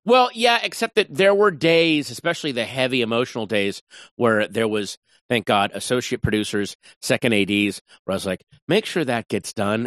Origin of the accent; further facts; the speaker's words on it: Northern Virginia, United States; moved away as an adult; now in Los Angeles, United States; a suburban Northern Virginia boy